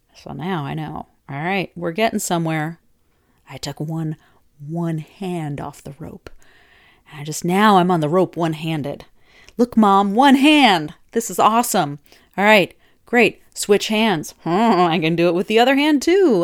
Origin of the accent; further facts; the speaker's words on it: Minnesota, United States; my youth, my ute growing up in Minnesota